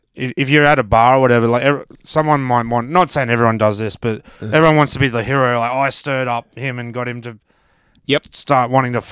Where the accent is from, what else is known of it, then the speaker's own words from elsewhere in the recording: Brisbane, Queensland, Australia; moved away; also born or lived in Melbourne; I grew up in Brisbane